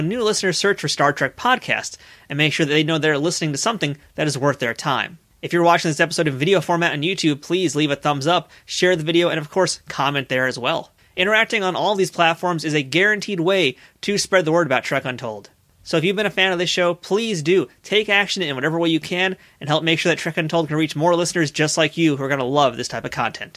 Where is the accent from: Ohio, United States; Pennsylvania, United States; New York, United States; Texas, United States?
New York, United States; New York City; I'm a Queens guy